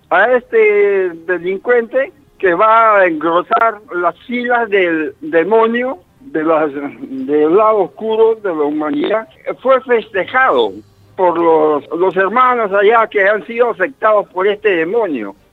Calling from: El Agustino, Lima, Peru; Aló, hermano, yo soy yo … del Agustino, hermano.

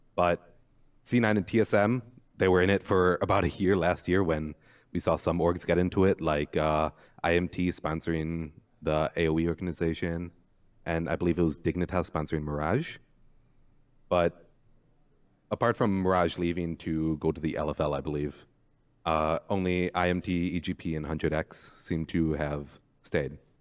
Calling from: Milwaukee, Wisconsin, United States; Calling from Milwaukee, Wisconsin

